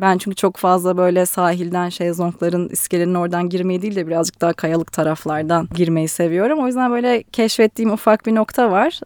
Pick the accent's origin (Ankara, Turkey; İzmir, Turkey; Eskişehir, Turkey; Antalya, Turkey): Ankara, Turkey; moved away as an adult; now in Istanbul, Turkey; ben evet Ankara'da büyüdüm okudum